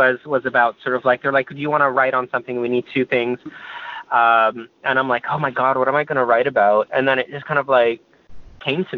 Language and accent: English; East Coast, United States; moved away; growing up on the East Coast